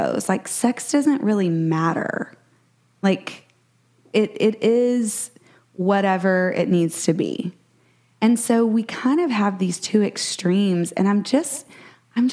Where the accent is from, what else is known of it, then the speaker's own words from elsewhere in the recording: Texas, United States; Brett and I are both Texans, born and bred. We still live here.